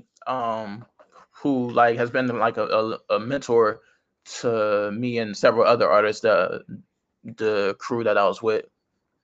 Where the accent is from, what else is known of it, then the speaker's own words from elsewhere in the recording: California, United States; I like where I live. I like my hometown.